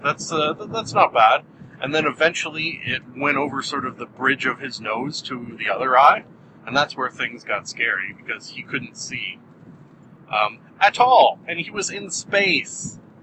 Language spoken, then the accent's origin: English; Canada; I'm Canadian